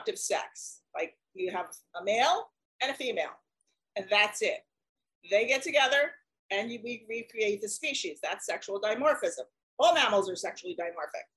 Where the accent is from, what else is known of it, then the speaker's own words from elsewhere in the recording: United States; I'm an American